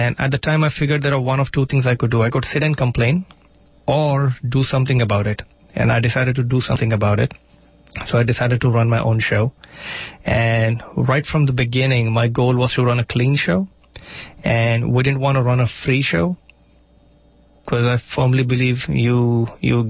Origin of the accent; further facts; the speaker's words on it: India; first language Marathi; English is a second language; moved away; Marathi, which is my native tongue